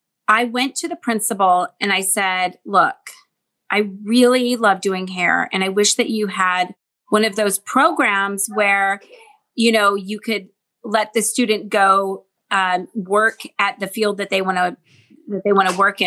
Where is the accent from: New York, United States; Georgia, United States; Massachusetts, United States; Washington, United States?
Washington, United States; Seattle; I grew up in Seattle, Washington.